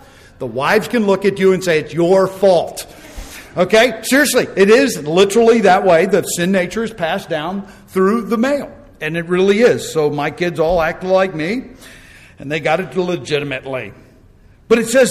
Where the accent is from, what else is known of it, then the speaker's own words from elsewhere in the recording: United States; I'm an American